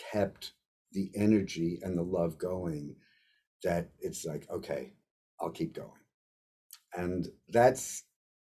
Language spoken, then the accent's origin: English; United States; as an American